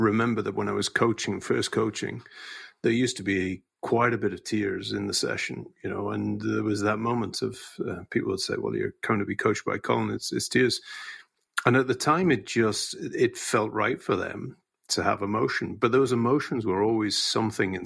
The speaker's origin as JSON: {"language": "English", "area": "Scot", "region": "Scotland", "country": "United Kingdom", "said": "as a Scot"}